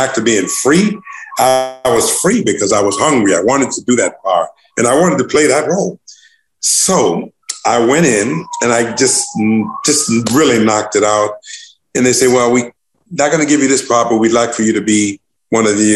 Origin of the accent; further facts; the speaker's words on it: Newport News, Virginia, United States; my hometown in Newport News, Virginia